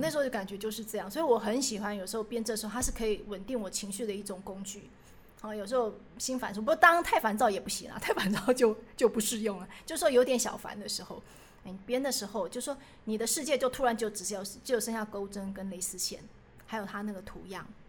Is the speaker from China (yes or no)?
no; Taiwan; 可能因为我以前也是在眷村长大的，可是我们不是日式的眷村啊